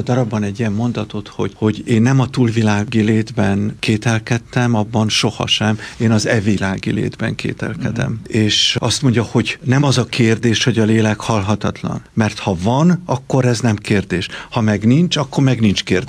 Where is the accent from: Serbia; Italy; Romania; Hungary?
Romania; Én tulajdonképpen az anyanyelvemet együtt tanultam a románnal